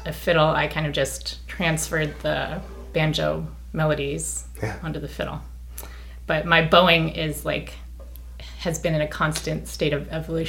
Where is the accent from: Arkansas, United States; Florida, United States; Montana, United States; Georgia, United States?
Montana, United States; Western Montana.